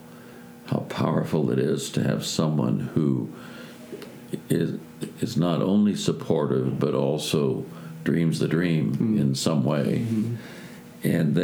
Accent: Oakland, California, United States; I'm from Oakland, California

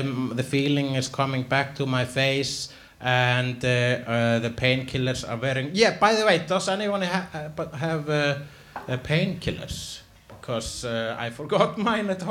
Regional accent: Iceland; I am an Icelandic person

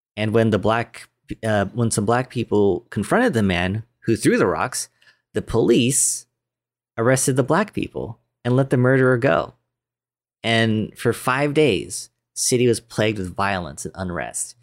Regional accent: United States; I'm American, 'cause I was born here.

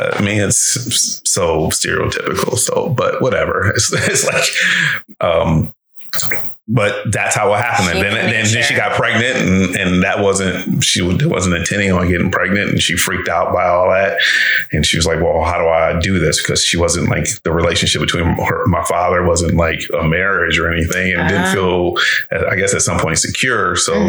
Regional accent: Detroit, Michigan, United States; Well, I'm from Detroit.

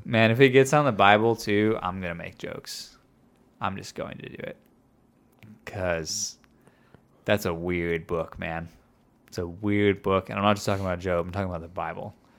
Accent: Midwest, United States; moved away; I was raised, when I was raised in the Midwest, kind of, further north than here

